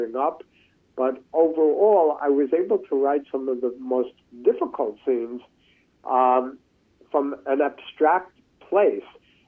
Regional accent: New York City, New York, United States; growing up in New York City, from the 1950s to the present

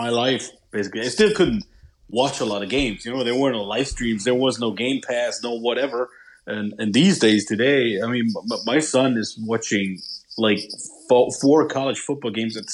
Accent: East Germany, Germany; I grew up in East Germany

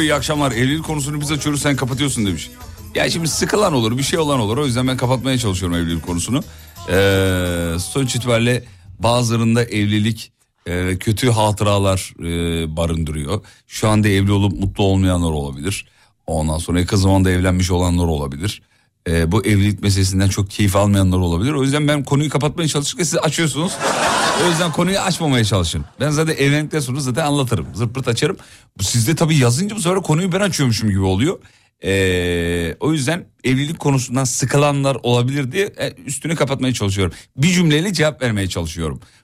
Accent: Erzurum, Turkey; also born or lived in Kocaeli; Benim Erzurumlu olma, olduğumu

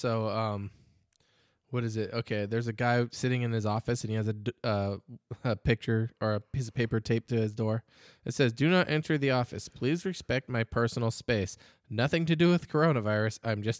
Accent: Scotland, United Kingdom; I liked that one because I'm a Scot.

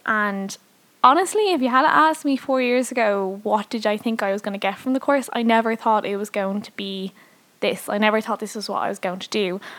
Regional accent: Dublin, Leinster, Ireland; obviously. I'm 22 and I'm from Dublin. I've always lived in Dublin, so I'm born and raised here.

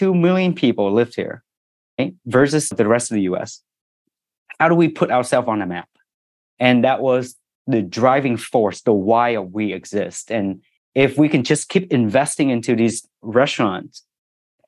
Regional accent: Ho Chi Minh City, Vietnam; now in Orange County, United States; I was born in Saigon, in Vietnam.

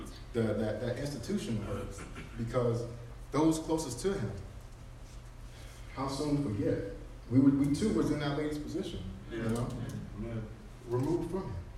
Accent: College Park, United States; I'm from College Park

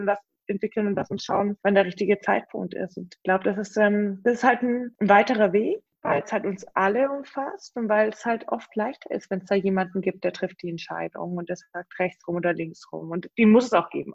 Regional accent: Stuttgart region, Baden-Württemberg, Germany; ich komme ja aus Stuttgarter Region

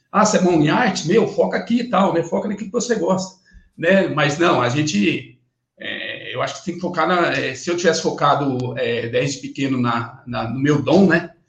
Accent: Bela Vista do Paraíso, Paraná, Brazil; eu preciso sair da, da, da cidadezinha lá que eu, que eu nasci, em Bela Vista do Paraíso. É uma cidade pequena de 15 mil, 15 mil habitantes hoje.

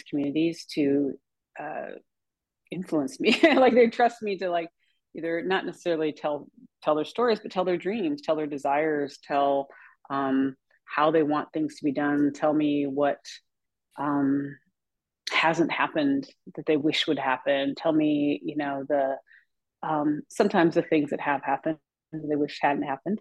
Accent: Pierre, South Dakota, United States; also born or lived in Winner, South Dakota; I was brought up in South Dakota

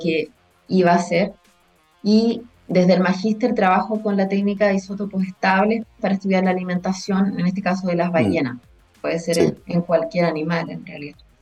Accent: Punta Arenas, Magallanes and Chilean Antarctica, Chile; also born or lived in Valdivia; soy nacida y criada acá en Punta Arenas

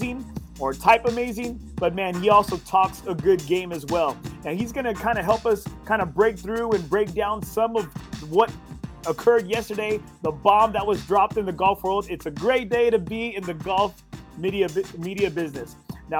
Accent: Corpus Christi, Texas, United States; born or raised there

